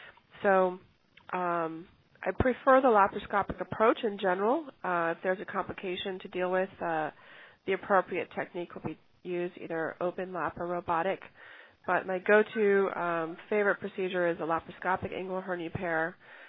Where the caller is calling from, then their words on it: Beverly Hills, California, United States; I'm calling in from Beverly Hills.